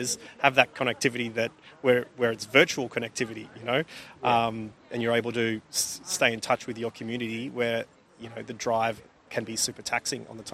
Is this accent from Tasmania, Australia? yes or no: no; Warrnambool, Victoria, Australia; moved away as an adult; also born or lived in Sydney; being from Warrnambool